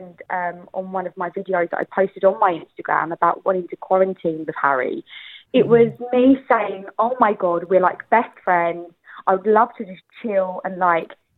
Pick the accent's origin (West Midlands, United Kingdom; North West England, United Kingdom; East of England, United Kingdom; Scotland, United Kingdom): East of England, United Kingdom; Essex; I'm just an Essex girl from the block